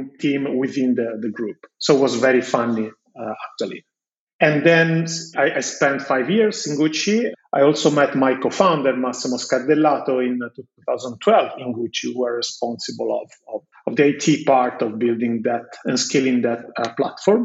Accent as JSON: {"language": "English", "town": "Florence", "region": "Tuscany", "country": "Italy", "tie": "born or raised there", "said": "I was born in Florence. I'm Italian and I graduated in Florence in computer science in 2004"}